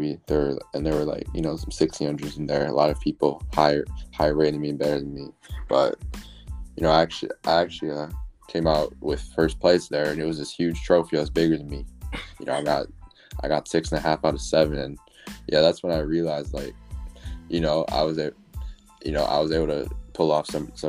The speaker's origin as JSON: {"language": "English", "town": "Chicago", "region": "Illinois", "country": "United States", "tie": "born or raised there", "said": "I'm from Chicago. I was born in the suburbs. Then I moved to Chicago when I was like 14."}